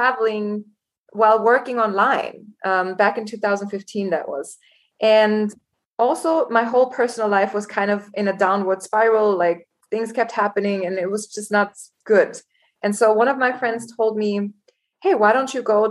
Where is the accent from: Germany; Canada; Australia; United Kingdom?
Germany; moved away as an adult; also born or lived in Los Angeles, United States; now in Cape Town, South Africa; I was born and raised in Germany. And at 19, I decided to go to Los Angeles and study